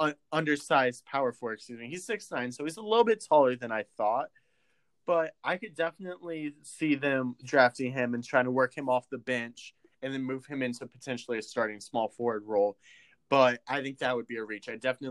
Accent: Illinois, United States; we're both from Illinois.

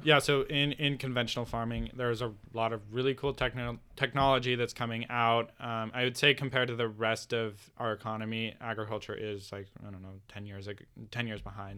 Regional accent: Bend, Oregon, United States; I'm from Bend. We have the most breweries per capita in the world

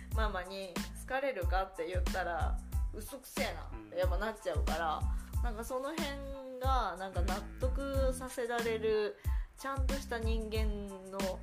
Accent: Tokyo, Japan; 東京生まれで東京育ちなんです。

